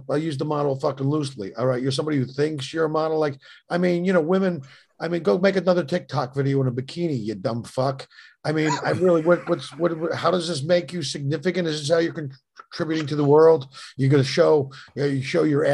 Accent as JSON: {"language": "English", "town": "Philadelphia", "region": "Pennsylvania", "country": "United States", "moved": "yes", "said": "I was from Philly."}